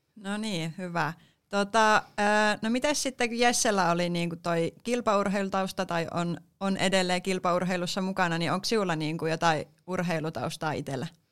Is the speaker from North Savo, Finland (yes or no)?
no; Mikkeli, South Savo, Finland; tuun Mikkelistä, eli olen myös alkuperäläinen, alkuperäinen savolainen